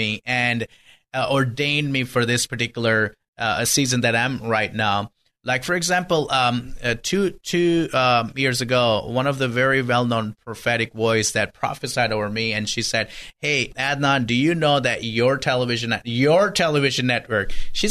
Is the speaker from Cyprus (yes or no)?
no; Pakistan; moved away as an adult; now in United States; I was born and raised in Pakistan